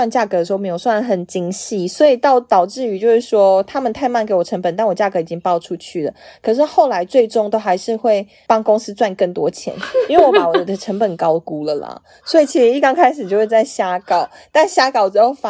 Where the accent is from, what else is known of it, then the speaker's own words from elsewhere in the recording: Taiwan; moved away as an adult; also born or lived in Shanghai; 只有我一个台湾人那种。